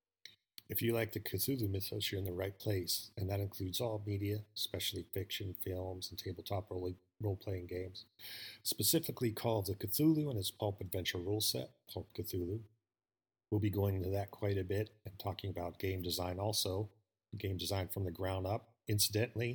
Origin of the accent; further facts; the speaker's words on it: Pittsburgh, Pennsylvania, United States; moved away as an adult; also born or lived in Los Angeles / Las Vegas / Albuquerque, New Mexico / Texas; I grew up in Pittsburgh, Pennsylvania.